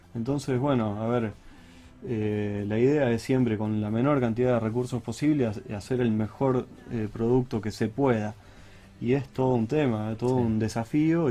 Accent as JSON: {"language": "Spanish", "country": "Argentina", "said": "como argentino"}